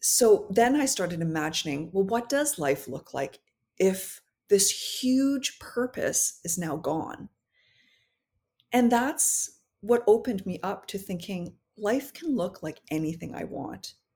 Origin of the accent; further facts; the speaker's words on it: North Vancouver, British Columbia, Canada; also born or lived in Paris; I grew up in North Vancouver, so it was, uh, predominantly, like, white people